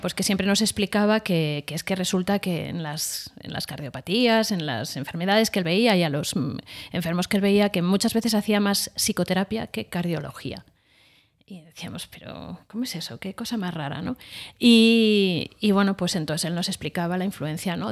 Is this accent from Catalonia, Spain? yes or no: no; Madrid, Community of Madrid, Spain; vengo de una familia de Madrid